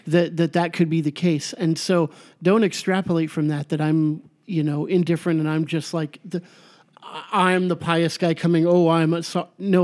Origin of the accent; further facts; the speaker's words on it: United States; I'm American. My ancestors were Irish